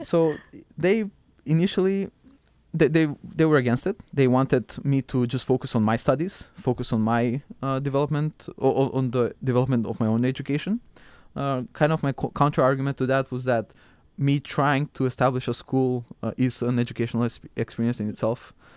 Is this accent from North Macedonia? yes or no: yes; Skopje, North Macedonia; moved away; also born or lived in Struga, North Macedonia; I'm from Macedonia and currently it's called North Macedonia. I was born in a small town called Struga and I lived with my family there